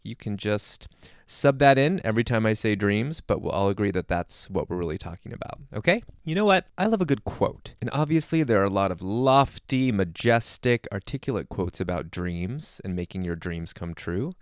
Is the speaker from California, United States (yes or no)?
yes; Southern California, United States; I grew up in Southern California